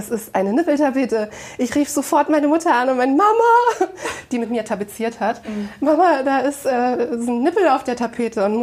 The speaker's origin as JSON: {"language": "German", "town": "Braunschweig", "region": "Lower Saxony", "country": "Germany", "tie": "born there", "said": "Ich bin 34 Jahre alt, ähm, gebürtig geboren in Braunschweig, war lange, lange Zeit ja, in der Weltgeschichte unterwegs"}